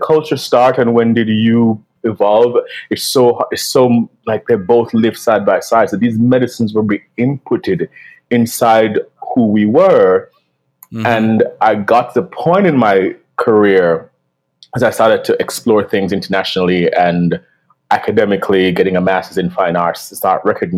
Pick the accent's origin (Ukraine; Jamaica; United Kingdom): Jamaica; moved away as an adult; now in New York, United States; growing up in Jamaica